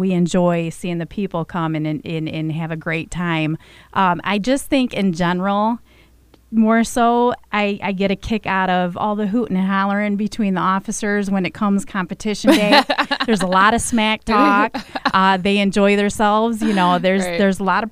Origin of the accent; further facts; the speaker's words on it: Flint, Michigan, United States; I was born and raised in Flint